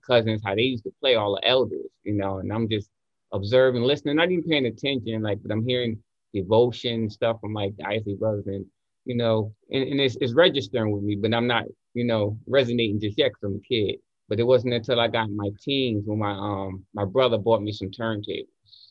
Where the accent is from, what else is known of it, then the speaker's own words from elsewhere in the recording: Newark, New Jersey, United States; moved away as an adult; also born or lived in New York; Born and raised. Yes. Born and raised in Newark, New Jersey, to be exact